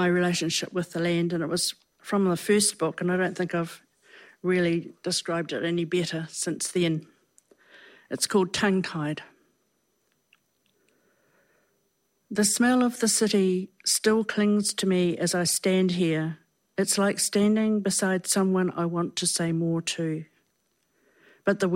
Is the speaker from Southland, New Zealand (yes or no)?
yes; Tuatapere, Southland, New Zealand; I was born in Southland, Tuatapere